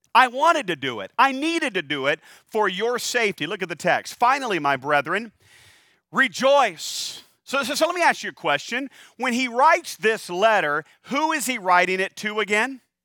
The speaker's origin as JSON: {"language": "English", "region": "North Carolina", "country": "United States", "said": "I am from North Carolina"}